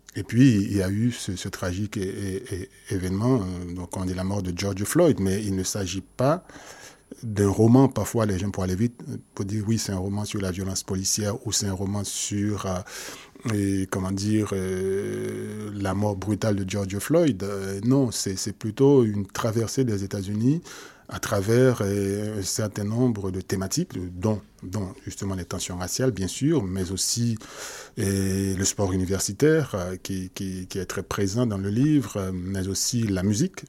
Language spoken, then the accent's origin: French; Port-au-Prince, Ouest, Haiti; moved away; Je suis né plutôt